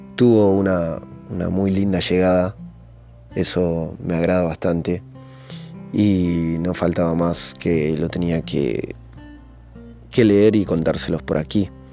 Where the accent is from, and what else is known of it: Argentina; moved away as an adult; now in Italy